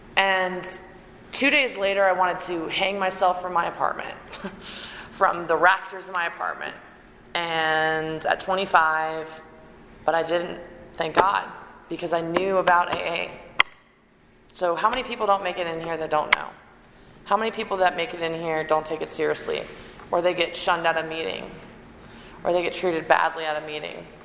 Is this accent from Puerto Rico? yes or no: no; Canada; moved away; also born or lived in Raleigh, North Carolina; I'm Canadian